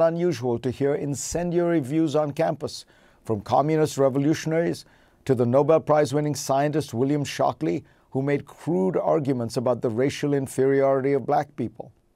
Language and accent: English; India; moved away as an adult; now in United States; Growing up in India